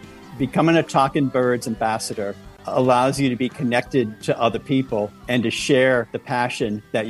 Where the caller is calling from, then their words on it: Westwood, Massachusetts, United States; I'm calling from Westwood, Massachusetts.